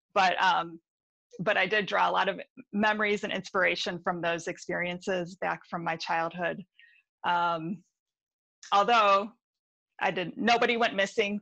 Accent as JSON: {"language": "English", "town": "Detroit", "region": "Michigan", "country": "United States", "also_born_or_lived": "Milford, Michigan", "lives_now": "Ann Arbor, United States", "said": "I'm from, from the Detroit area and I live in Ann Arbor now"}